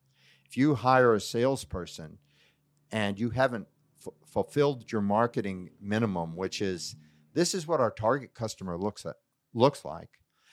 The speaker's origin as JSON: {"language": "English", "region": "California", "country": "United States", "tie": "born or raised there", "said": "growing up in Silicon Valley, your belief is you're going to work weekends"}